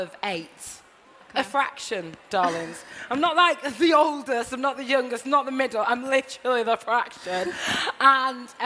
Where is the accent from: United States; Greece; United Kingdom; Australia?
United Kingdom; Blackburn, North West England; moved away as an adult; now in London, United Kingdom; when I was growing up in Blackburn, I felt really, really confident around my family